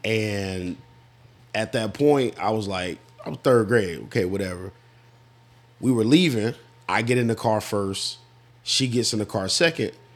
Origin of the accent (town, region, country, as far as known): Florida, United States; born or raised there; moved away as an adult